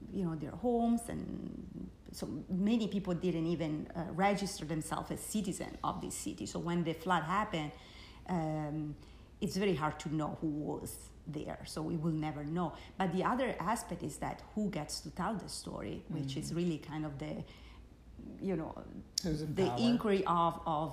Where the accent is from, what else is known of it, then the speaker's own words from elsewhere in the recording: New York City, New York, United States; moved away as an adult; I'm from the Bronx